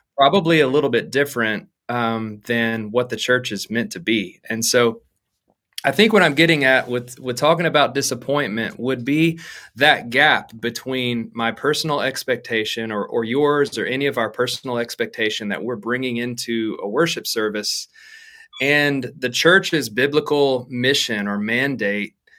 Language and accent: English; Arkansas, United States; moved away as an adult; now in Dallas, United States; I'm from Arkansas originally and have been there, honestly, my whole life until this point